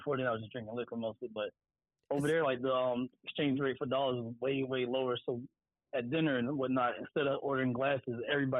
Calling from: Delaware, United States; I'm calling from Delaware right now.

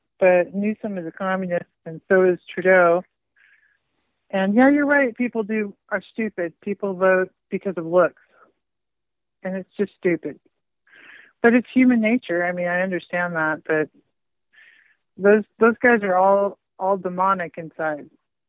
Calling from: California, United States; I'm calling from California, the commie state.

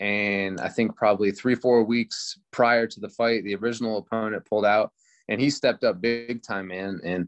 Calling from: Woodland, California, United States; I'm in Woodland, California.

